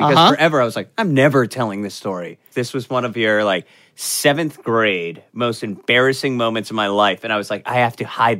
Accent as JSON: {"language": "English", "region": "Florida", "country": "United States", "tie": "born or raised there", "said": "I grew up in Florida"}